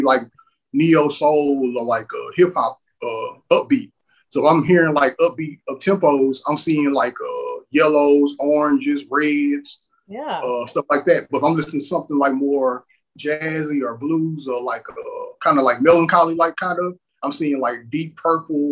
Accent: Houston, Texas, United States; growing up in on the side of Houston that I'm from, which is called the SWAT

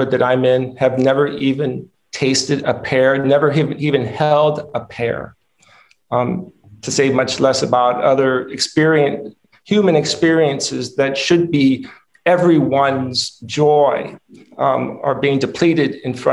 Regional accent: Rancho Cordova, California, United States; also born or lived in Michigan; I grew up in Rancho Cordova, California, which is a suburb of Sacramento. When we moved from Michigan, actually, I was 5 years old

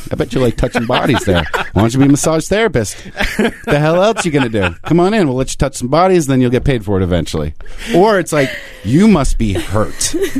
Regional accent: New Jersey, United States; my home state of New Jersey

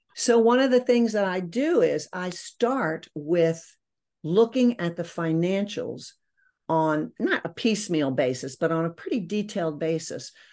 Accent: Maryland, United States; moved away as an adult; also born or lived in Virginia / New York City; I grew up in Maryland

